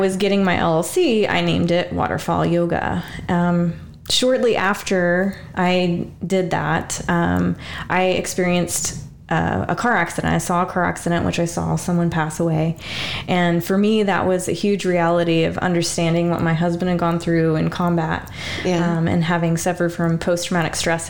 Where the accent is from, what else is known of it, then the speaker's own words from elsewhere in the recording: Kansas, United States; moved away as an adult; also born or lived in Virginia / Germany; I'm originally from Kansas, so, you know, your first duty station was Virginia, and then we moved to Germany. It was very, like, at 21, to experience a foreign country when you're from the Midwest and never really left your hometown